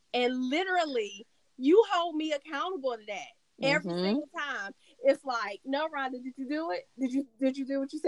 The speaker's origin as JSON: {"language": "English", "region": "California", "country": "United States", "said": "I'm from Cali."}